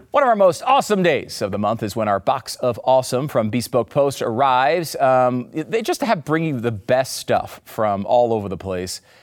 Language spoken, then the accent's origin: English; United States; as an American